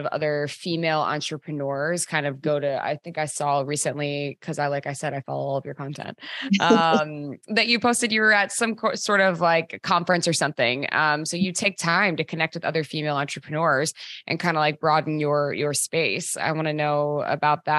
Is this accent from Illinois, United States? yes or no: no; Maryland, United States; also born or lived in Los Angeles / Washington, District of Columbia, United States; now in New York, United States; I'm from Maryland, and then I was in LA and then DC and now New York